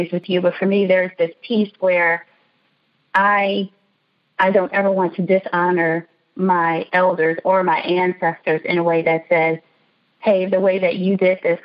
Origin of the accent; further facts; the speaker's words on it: Chicago, Illinois, United States; the house that we grew up in Chicago